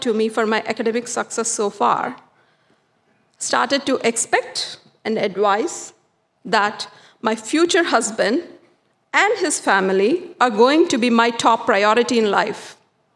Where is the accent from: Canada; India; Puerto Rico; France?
India; South India; Growing up in the South Indian culture